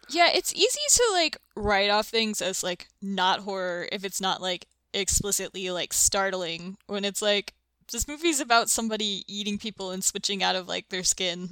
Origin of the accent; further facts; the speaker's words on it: the South, United States; I'm from the South, from a bunch of, like, dysfunctional, oversharing weirdos